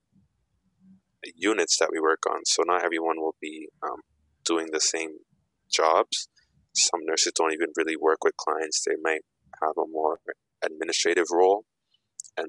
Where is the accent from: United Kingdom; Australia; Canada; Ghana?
Ghana; I'm also African. I'm Ghanaian.